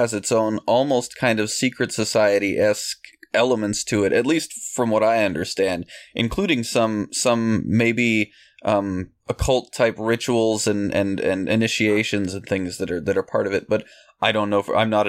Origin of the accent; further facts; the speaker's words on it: California, United States; We're all from California here